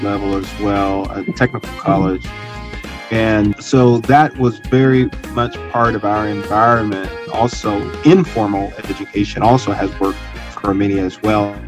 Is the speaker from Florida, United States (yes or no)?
no; Georgia, United States; Growing up in Georgia, small town